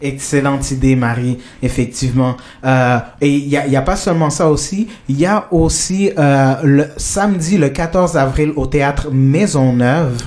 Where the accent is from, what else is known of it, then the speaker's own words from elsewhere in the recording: Colombia; moved away; je viens de la Colombie